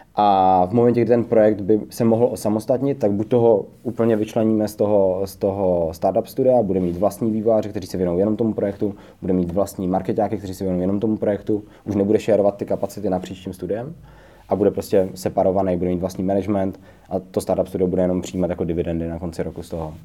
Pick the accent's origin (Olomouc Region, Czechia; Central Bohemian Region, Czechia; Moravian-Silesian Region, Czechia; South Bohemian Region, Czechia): Moravian-Silesian Region, Czechia; Třinec; now in Prague, Czech Republic; vývářský tým jsme založili spolu s mým společníkem Davidem Hotařem v Třinci, odkud oba dva vlastně pocházíme